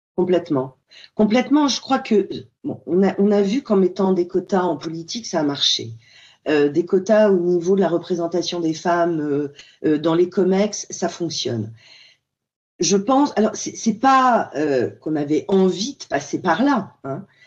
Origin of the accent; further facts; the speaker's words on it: France; chez nous en France